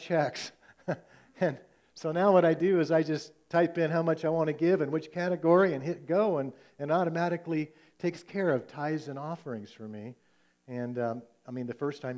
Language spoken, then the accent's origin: English; United States; as American Christians